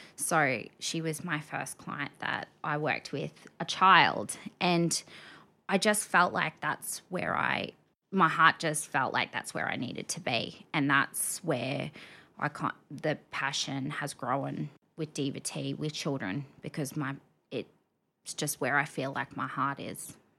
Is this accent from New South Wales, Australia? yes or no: no; Rockhampton, Queensland, Australia; now in Brisbane, Australia; I'm a Rocky born and bred girl.